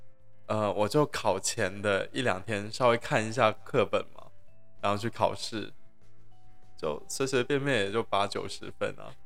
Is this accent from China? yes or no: yes; China; 我也是大陆人呢。